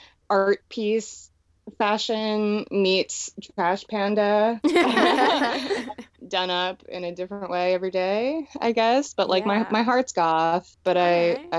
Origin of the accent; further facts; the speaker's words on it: Schwenksville, Pennsylvania, United States; also born or lived in Connecticut; Yeah, I grew up in Schwenksville, Pennsylvania.